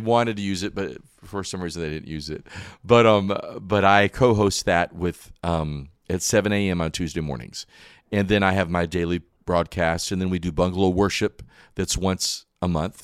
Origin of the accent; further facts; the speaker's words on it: Wilkesboro, North Carolina, United States; also born or lived in Michigan; I was born in Wilkesboro, right here in North Carolina